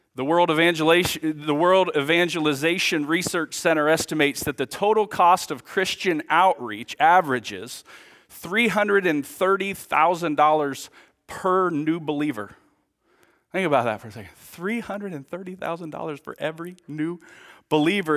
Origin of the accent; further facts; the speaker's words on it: United States; now in Villa Rica, United States; I grew up here. My dad was the pastor here for twenty-five years, so man, this is This is my hometown.